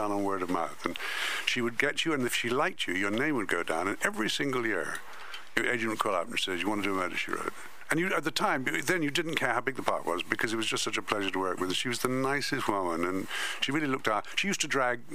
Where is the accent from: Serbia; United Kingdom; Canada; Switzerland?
United Kingdom; England; accent: English; moved away as an adult; now in United States